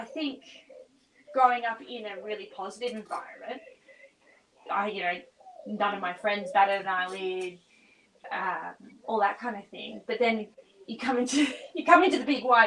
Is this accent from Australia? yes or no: yes; Australia; I'm Australian